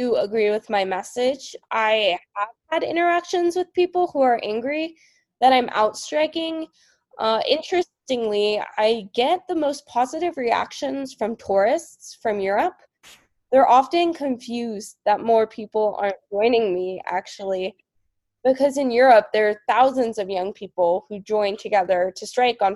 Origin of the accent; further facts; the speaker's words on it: Marin County, California, United States; I was kind of the only one from my community of Marin County, which is across the bridge from San Francisco